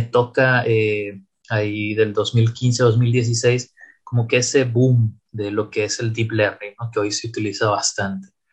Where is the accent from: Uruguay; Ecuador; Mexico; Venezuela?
Mexico; Tampico, Tamaulipas; moved away as an adult; also born or lived in Saltillo; now in Monterrey, Mexico; soy originario de la ciudad de Tampico, Tamaulipas